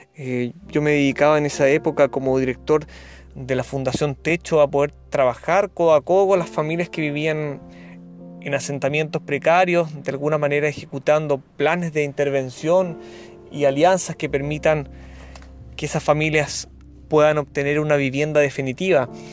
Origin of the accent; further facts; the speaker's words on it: Chile; periodista de Chile con años de experiencia en sostenibilidad y comunicación social